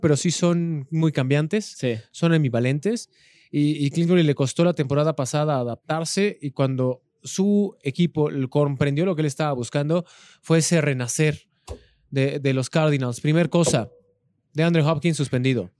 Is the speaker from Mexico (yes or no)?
yes; Los Reyes, Coyoacán, Mexico City, Mexico; En mi pueblo, que tú eras del mismo pueblo, el de los Reyes